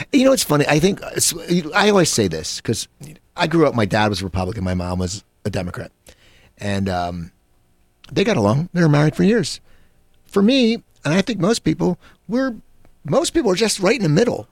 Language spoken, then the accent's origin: English; Cherry Hill, New Jersey, United States; I grew up in Cherry Hill, New Jersey